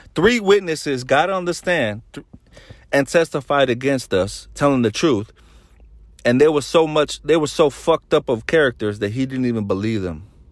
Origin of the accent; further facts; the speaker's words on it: Solano County, California, United States; We're from Solano County